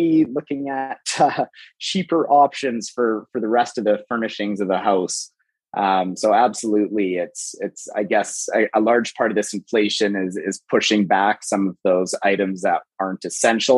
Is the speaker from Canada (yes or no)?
yes; Calgary, Alberta, Canada; I'm from Calgary, and I was born and raised in Calgary.